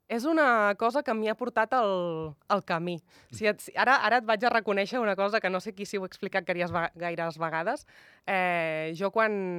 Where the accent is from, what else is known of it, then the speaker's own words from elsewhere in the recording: Tordera, Catalonia, Spain; now in Andorra; Vinc d'un poble doncs, que també doncs, és terra de, de hockey, hoquei